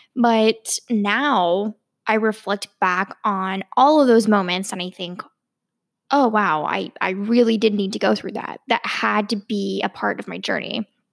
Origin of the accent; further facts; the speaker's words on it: Virginia, United States; I grew up in Virginia